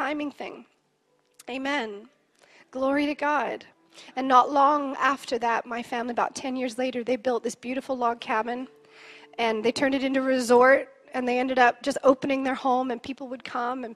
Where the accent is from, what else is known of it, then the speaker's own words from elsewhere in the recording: Canada; I'm Canadian, and my family has a pioneer heart